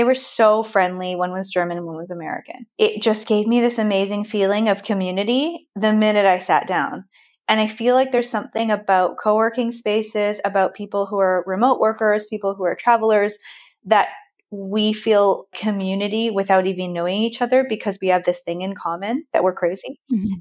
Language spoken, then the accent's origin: English; Vancouver, British Columbia, Canada; moved away as an adult; I was born and raised in Vancouver.